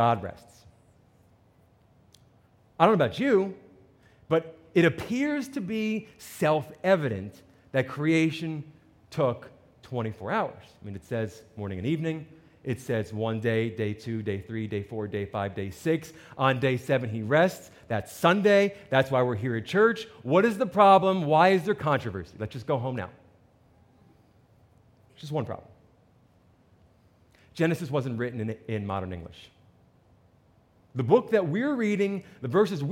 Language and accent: English; New Jersey, United States; I'm from New Jersey